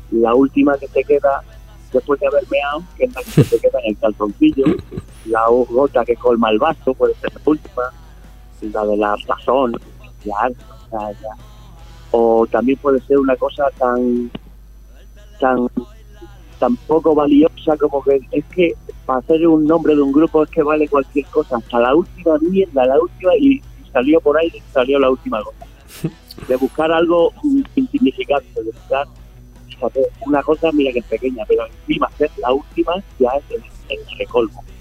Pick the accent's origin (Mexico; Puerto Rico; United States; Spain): Spain; Málaga, Andalusia; bueno, perdón, Álvaro, que te quería comentar que yo soy de Málaga.